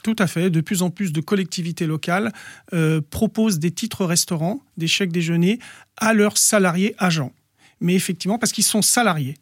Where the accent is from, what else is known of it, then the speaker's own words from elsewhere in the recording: Bondy, Île-de-France, France; also born or lived in Noisy-le-Sec / Villetaneuse; je suis né à Noisy-le-Sec, j'ai vécu toute mon enfance à Bondy